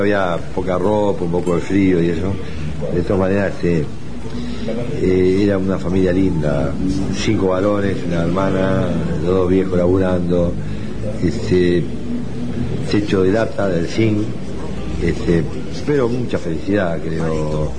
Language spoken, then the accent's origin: Spanish; Uruguay; Nací en el Uruguay, en un país muy pacífico allá en Guadalajara, en el 43.